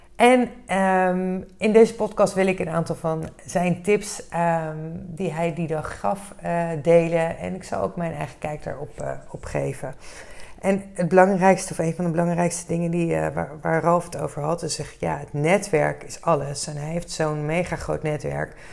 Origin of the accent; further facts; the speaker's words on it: Netherlands; we als Nederlanders